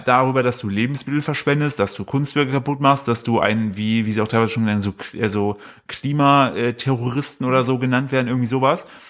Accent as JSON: {"language": "German", "town": "Altenburg", "region": "Thuringia", "country": "Germany", "moved": "yes", "lives_now": "Cologne, Germany", "said": "Altenburg, wo ich herkomme"}